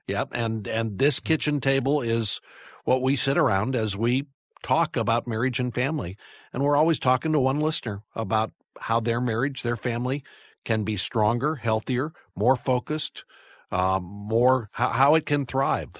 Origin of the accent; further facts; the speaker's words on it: St. Louis, Missouri, United States; I grew up in the Midwest. I, uh, grew up in suburban Saint Louis